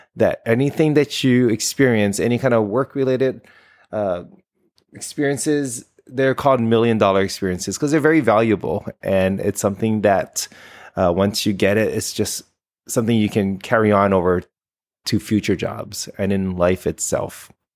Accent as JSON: {"language": "English", "town": "Honolulu", "region": "Hawaii", "country": "United States", "also_born_or_lived": "Florida", "moved": "yes", "said": "I am from Honolulu, Hawaii"}